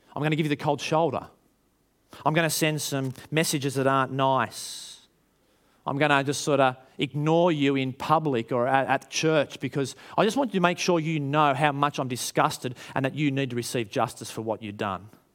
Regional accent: Australia

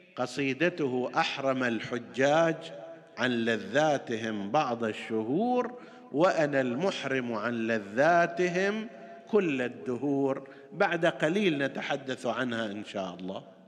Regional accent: Qatif, Eastern Province, Saudi Arabia; عندنا في القطيف ومناطقها المختلفه

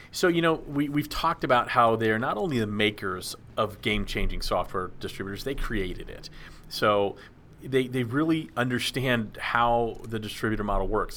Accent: Dallas, Texas, United States; growing up in Dallas

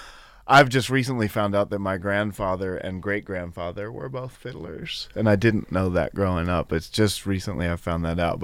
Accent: Romney, West Virginia, United States; I'm from the eastern part of West Virginia in Hampshire County. And I grew up in Romney

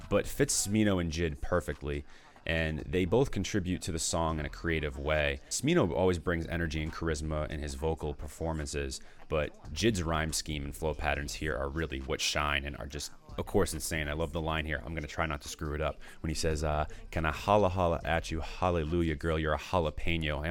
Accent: Danvers, Massachusetts, United States; I grew up in Danvers, Massachusetts

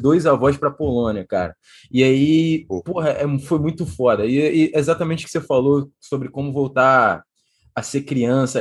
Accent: Rio de Janeiro, Brazil; moved away as an adult; also born or lived in Poland / Portugal; Eu sou nascido e criado aqui na Taquara. Hoje em dia eu voltei aqui para ver meus avós

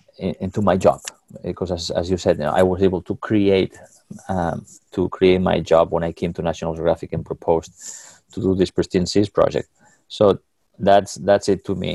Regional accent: Catalonia, Spain; moved away; I was a little boy growing up in Catalonia, in Spain

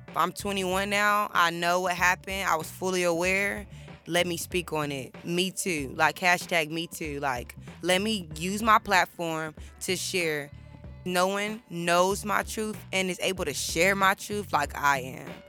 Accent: Houston, Texas, United States; moved away as an adult; now in Austin, United States; I am from Houston, Texas

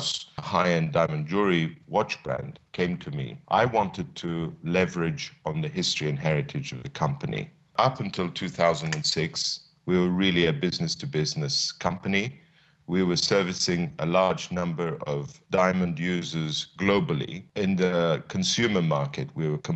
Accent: Addis Ababa, Ethiopia; moved away; also born or lived in London, United Kingdom; my ambition was to return to Ethiopia to join my father in his small business, but an exciting business in Addis Ababa

